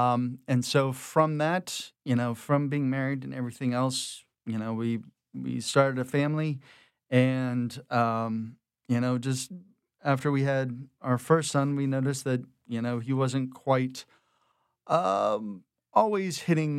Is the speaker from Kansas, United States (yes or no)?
no; Houma, Louisiana, United States; I was born down in Houma, Louisiana, but have a lot of family from the city, going back a couple of generations. My mom's from Abbeville, so I've kind of got rural and city folk kind of coming together to kind of help raise me in the suburbs down in the bayous.